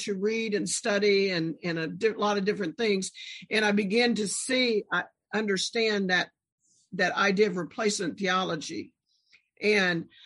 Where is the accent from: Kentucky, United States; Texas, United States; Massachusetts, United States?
Texas, United States; Corpus Christi; also born or lived in Austin, Texas / Cedar Park, Texas; Corpus Christi is where I grew up, Texas